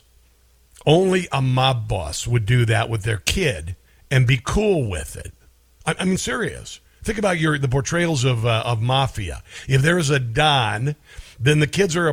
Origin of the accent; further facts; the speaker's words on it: Omaha, Nebraska, United States; I'm from Omaha